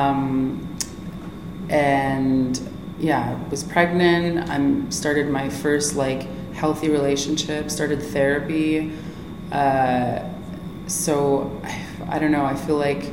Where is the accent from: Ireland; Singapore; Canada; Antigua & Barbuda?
Canada; Kahnawake, Quebec; Mohawk from Kahnawake Mohawk Territory